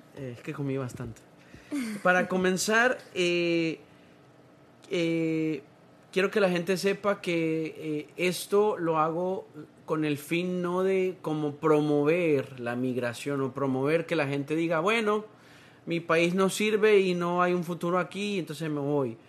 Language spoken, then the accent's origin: Spanish; Honduras; now in United States; yo soy de Honduras